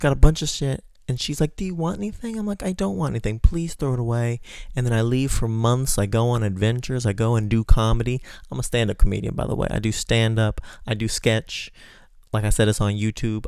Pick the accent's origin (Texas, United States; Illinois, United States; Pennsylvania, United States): Texas, United States; moved away as an adult; Now I'm trying to get resettled in my hometown in Texas. That's where I'm from